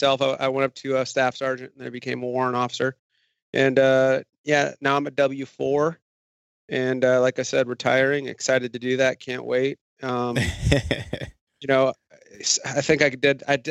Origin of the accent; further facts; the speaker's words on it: North Dakota, United States; moved away; I grew up in North Dakota, born and raised